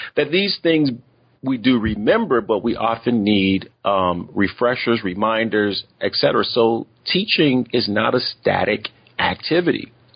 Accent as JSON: {"language": "English", "country": "United States", "accent": "African American English", "said": "I'm African American and have African American English in my background"}